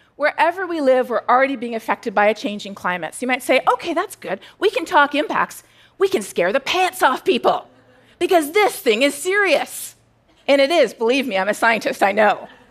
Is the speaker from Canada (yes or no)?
yes; Canada; now in United States; I'm Canadian.